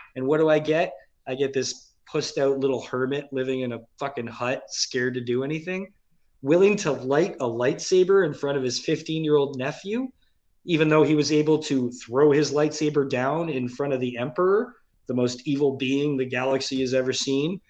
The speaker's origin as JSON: {"language": "English", "town": "Mississauga", "region": "Ontario", "country": "Canada", "tie": "born or raised there", "also_born_or_lived": "St. Catharines, Ontario", "said": "when I was nine years old, we moved to Mississauga from St. Catharines. I, I was born and grew up in St. Catharines till we were nine. Then moved to Mississauga"}